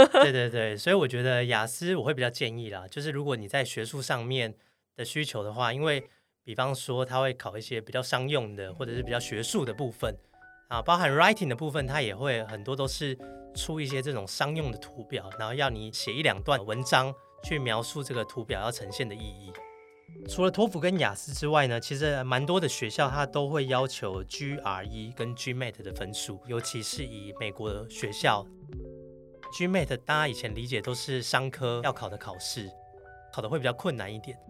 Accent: Taiwan; also born or lived in United States; 就只有我一个台湾人

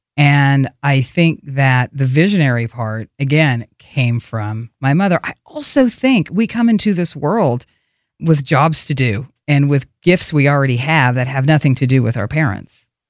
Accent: Oklahoma, United States; accent: southern; moved away; I grew up in this little town

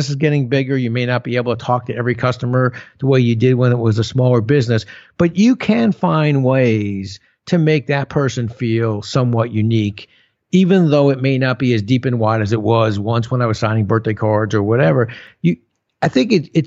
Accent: New Jersey, United States; I'm from Jersey, right? So everybody in Jersey's got a guy

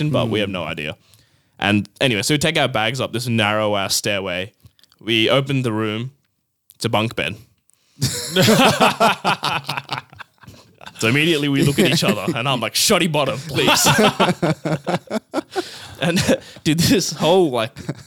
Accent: Australia; we're from Australia

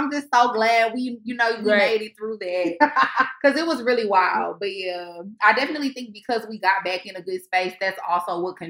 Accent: Houston, Texas, United States; moved away; We met in Houston because I'm from Houston.

